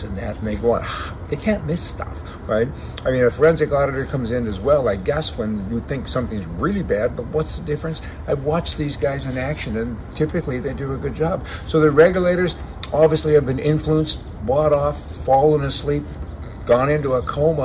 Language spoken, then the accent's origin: English; the Canadian Prairies, Canada; I'm from the West, from the prairies